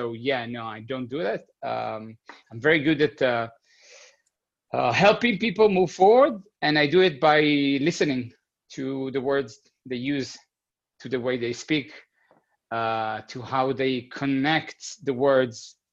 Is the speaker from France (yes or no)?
no; Israel; moved away as an adult; now in Berlin, Germany; I grew up in Israel. And I've been living, this is the fifth year here in Berlin